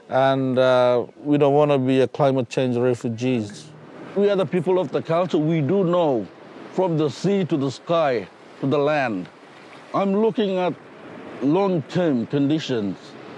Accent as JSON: {"language": "English", "area": "Boigu Island", "region": "Queensland", "country": "Australia", "said": "I'm from Boigo Island."}